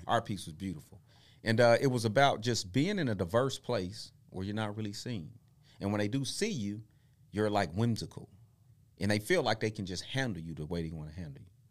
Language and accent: English; Tulsa, Oklahoma, United States; we moved here from Tulsa, I mean, from Oklahoma City to Tulsa. I'm almost six.